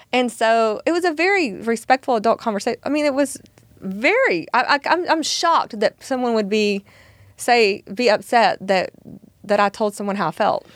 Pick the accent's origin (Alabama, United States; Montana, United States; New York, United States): Alabama, United States; now in Texas, United States; I'm originally from Alabama